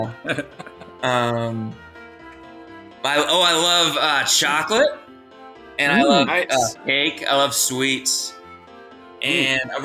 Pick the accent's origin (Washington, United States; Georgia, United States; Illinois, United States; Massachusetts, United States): Massachusetts, United States; also born or lived in Providence, Rhode Island; I was born in Providence, Rhode Island, but I grew up across the line in Massachusetts